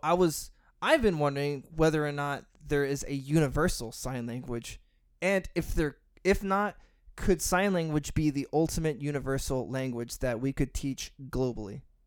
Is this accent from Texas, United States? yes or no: yes; Texas, United States; growing up in Texas, and, I mean, geez, I grew up in a Hispanic family